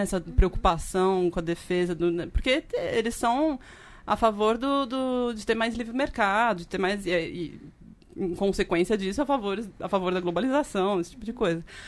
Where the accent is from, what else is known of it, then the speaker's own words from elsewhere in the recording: São Paulo, Brazil; eu sou de São Paulo, né, estava fazendo doutorado na USP